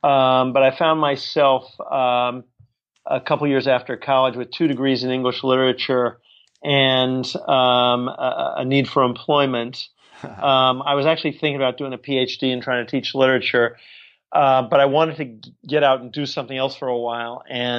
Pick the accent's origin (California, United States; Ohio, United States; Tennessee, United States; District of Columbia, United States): District of Columbia, United States; Washington; also born or lived in Georgia; I was born in Georgia, but I grew up mostly around D.C.